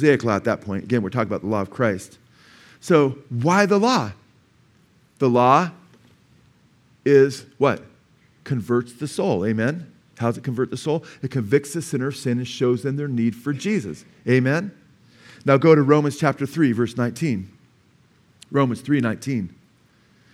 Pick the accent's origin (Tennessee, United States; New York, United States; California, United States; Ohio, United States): California, United States; Simi Valley; I was born in Simi Valley, you know, at a doctor's office before they had the community hospital up there, Simi Valley Hospital.